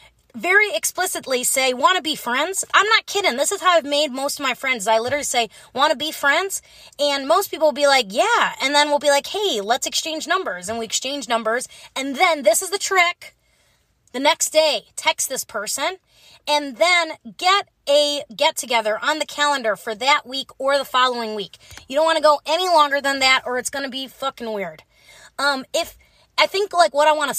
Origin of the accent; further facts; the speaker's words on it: Midwest, United States; now in Los Angeles, United States; I'm from the Midwest.